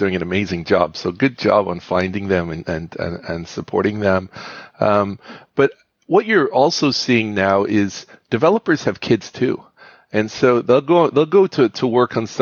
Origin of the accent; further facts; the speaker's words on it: United Kingdom; moved away; I grew up in the United Kingdom